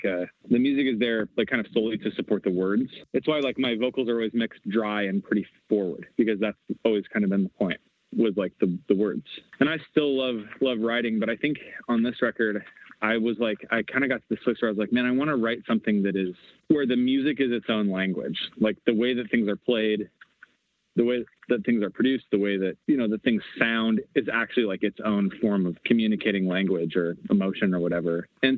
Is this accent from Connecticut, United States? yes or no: no; Washington, United States; So I grew up in the Pacific Northwest, like up in Washington State.